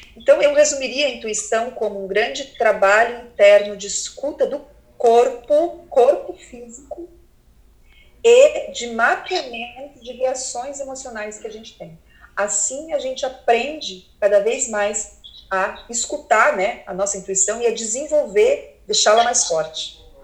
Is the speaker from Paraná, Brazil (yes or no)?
yes; Curitiba, Paraná, Brazil; sou de Curitiba, morei em Curitiba quase a vida inteira